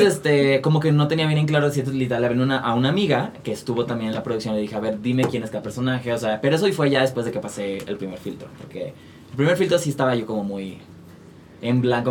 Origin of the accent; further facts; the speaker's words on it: Guadalajara, Jalisco, Mexico; moved away as an adult; now in Mexico City, Mexico; yo soy de Guadalajara